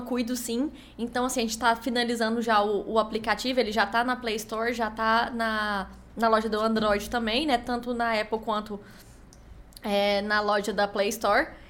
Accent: Brazil; accent: Goiás; eu sou do Brasil

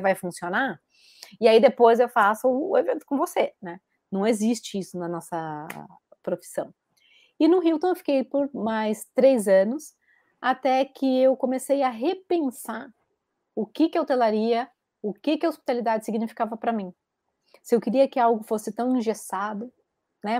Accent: Bauru, São Paulo, Brazil; accent: caipira; moved away as an adult; also born or lived in Rio de Janeiro; now in Galicia, Spain; eu sou bauruense

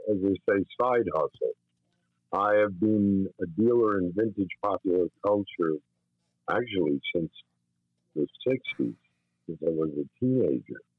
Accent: White Plains, New York, United States; I was born and raised in White Plains, New

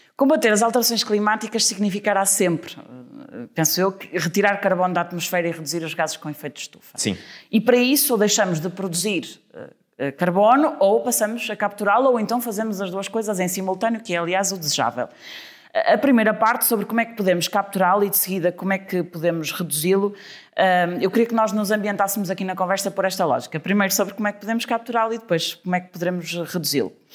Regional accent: Trofa, Porto District, Portugal; eu sou da Trofa

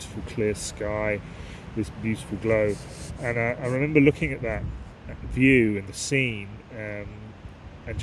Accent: Aylesbury, South East England, United Kingdom; also born or lived in Marsworth; I was brought up in this area. I come from Aylesbury, and there are some reservoirs in near Marsworth, which is where I grew up as a child

